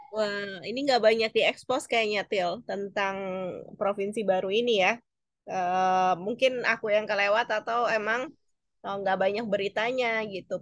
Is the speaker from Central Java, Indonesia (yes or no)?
no; Balikpapan, East Kalimantan, Indonesia; aku lahir di Balikpapan